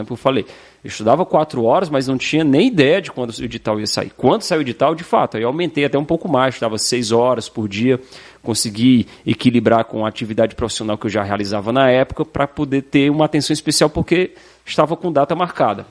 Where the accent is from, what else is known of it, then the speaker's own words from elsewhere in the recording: Fortaleza, Ceará, Brazil; moved away as an adult; also born or lived in Santa Catarina; now in Balneário Camboriú, Brazil; Polícia Militar do Estado do Ceará, que é o meu estado de origem, meu estado natal